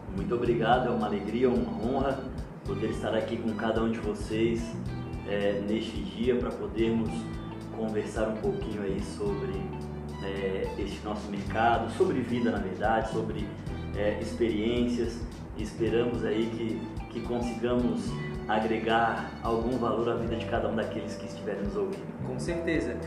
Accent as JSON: {"language": "Portuguese", "town": "Florianópolis", "region": "Santa Catarina", "country": "Brazil", "said": "eu sou de Florianópolis"}